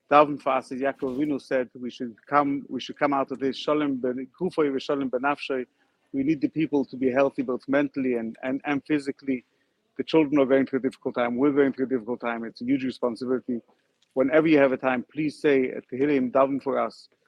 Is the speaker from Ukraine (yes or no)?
yes; Ukraine; I, my parents, I'm from Ukraine. My grandparents from Ukraine. I came to help these kids.